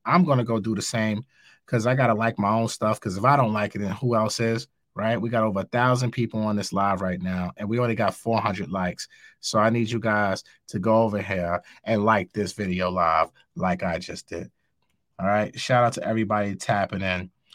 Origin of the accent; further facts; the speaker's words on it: New York City, New York, United States; I'm from New York. I live in New York